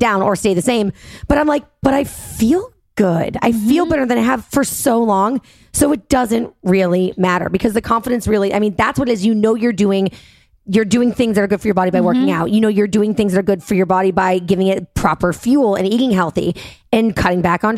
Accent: New York City, New York, United States; moved away as an adult; now in Jersey City, United States; I'm a New Yorker

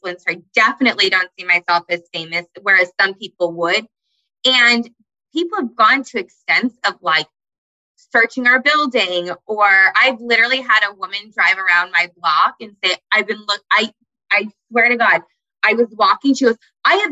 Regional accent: Parkland, Florida, United States; I grew up in Parkland, Florida

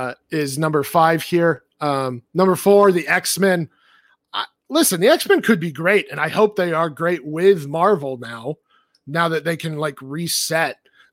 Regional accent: Australia; I'm from Australia.

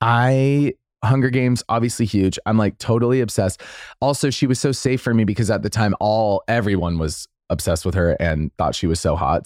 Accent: Boise, Idaho, United States; moved away; In Idaho, I love, you know, I love my hometown

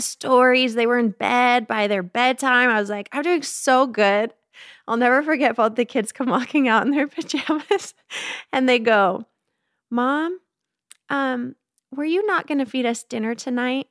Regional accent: Phoenix, Arizona, United States; I grew up in Phoenix, Arizona

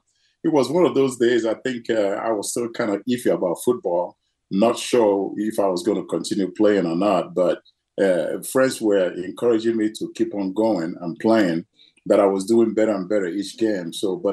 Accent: Nigeria; It was very difficult. But, you know, as a child, you don't know how difficult it was. We were just having a great time. But, I think it was 5 years old when the Civil War broke out.

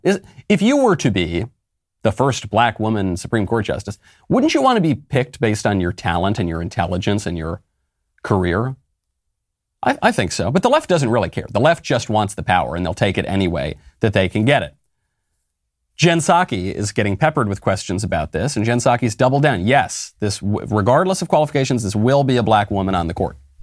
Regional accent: New York, United States; moved away; I love New York. It's, it's my home state. spent a lot of time there since I was a kid

